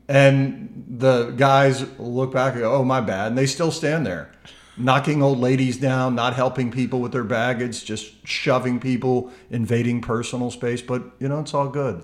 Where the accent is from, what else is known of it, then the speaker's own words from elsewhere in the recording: Memphis, Tennessee, United States; I love this city. I love the people of my hometown here